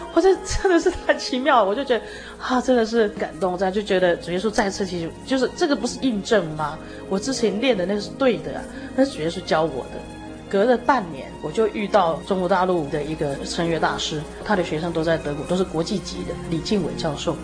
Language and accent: Chinese; Puli, Nantou County, Taiwan; moved away as an adult; also born or lived in Germany / Taichung; 本来我们家是住在埔里，这样，那搬到台中嘛